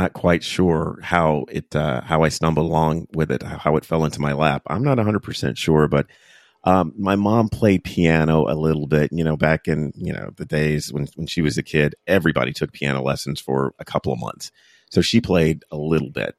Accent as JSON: {"language": "English", "town": "Fayetteville", "region": "North Carolina", "country": "United States", "tie": "born or raised there", "said": "when I was growing up in Fayetteville, North Carolina"}